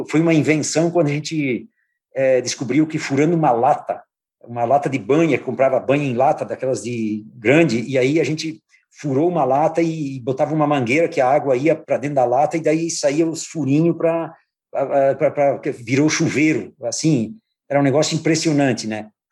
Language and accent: Portuguese; São João da Urtiga, Rio Grande do Sul, Brazil; eu sou do interior de São João da Utiga, de 8 quilômetros de distância